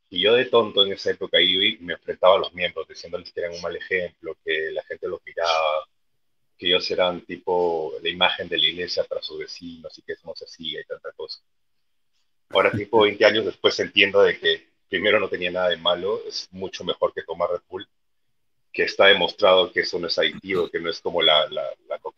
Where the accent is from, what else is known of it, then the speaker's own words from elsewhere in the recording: Peru; Es como los peruanos, en nuestro propio país